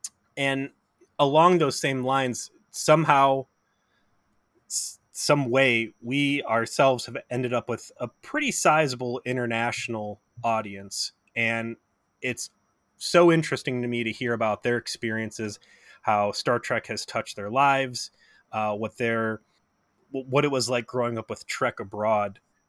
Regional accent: Cleveland, Ohio, United States; I grew up in Cleveland.

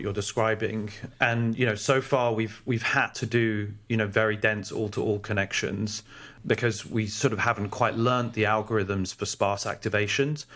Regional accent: London, United Kingdom; also born or lived in Oxford; I grew up in London and went to Oxford

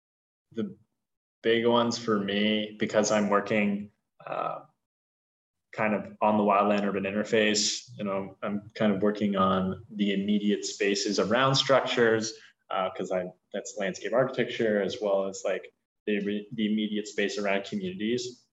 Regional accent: California, United States; No, I'm from Southern California.

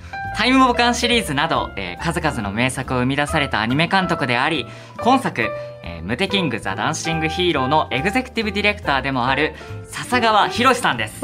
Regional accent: Osaka, Japan; 大阪出身でして

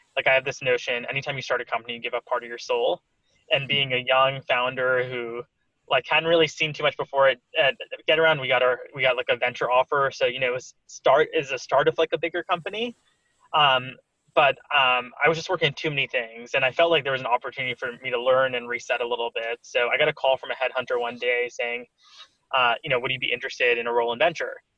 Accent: Stamford, Connecticut, United States; moved away as an adult; also born or lived in Cambridge, Massachusetts / Mountain View, California; now in New York City, United States; I grew up in Stamford, Connecticut. Um, uh, so pretty close to New York City, where I'm based now

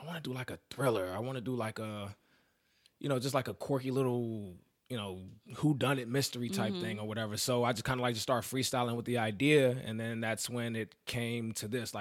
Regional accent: Maryland, United States; moved away as an adult; now in New York, United States; I'm originally from Maryland

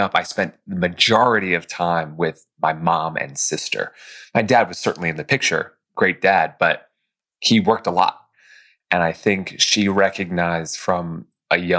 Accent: White Plains, New York, United States; I grew up just north of New York City in White Plains, New York.

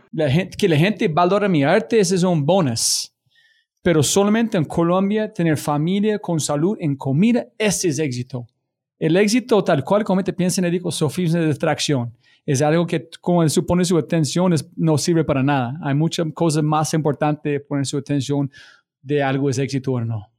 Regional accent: United States; Spanish is a second language

